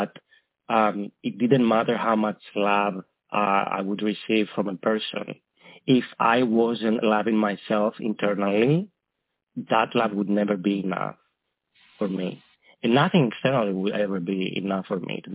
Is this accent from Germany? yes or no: no; Greece; moved away; back in Greece, my homeland, where I'm from